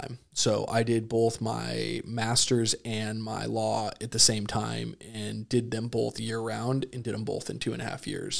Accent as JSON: {"language": "English", "region": "Idaho", "country": "United States", "tie": "born or raised there", "also_born_or_lived": "Chico, California / San Diego, California", "moved": "as an adult", "said": "I was a kid from Idaho"}